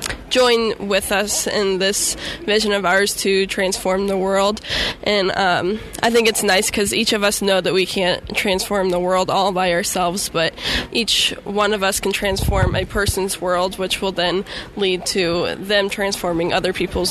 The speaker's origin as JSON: {"language": "English", "town": "Dyer", "region": "Indiana", "country": "United States", "said": "I'm from Dyer, Indiana"}